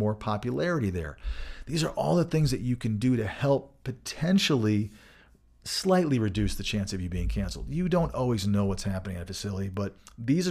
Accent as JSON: {"language": "English", "region": "Michigan", "country": "United States", "tie": "born or raised there", "moved": "yes", "lives_now": "Colorado, United States", "said": "growing up in Michigan"}